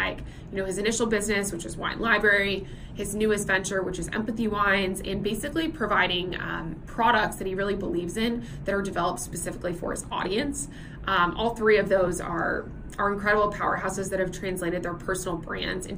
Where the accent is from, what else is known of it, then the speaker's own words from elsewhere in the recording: Nashville, Tennessee, United States; now in Singapore; I'm originally from Nashville, Tennessee, which is known in the United States as Music City